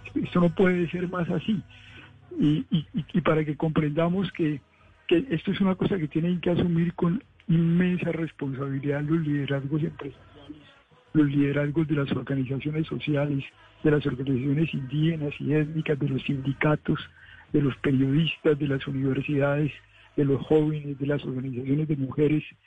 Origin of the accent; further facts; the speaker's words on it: Colombia; ser colombianos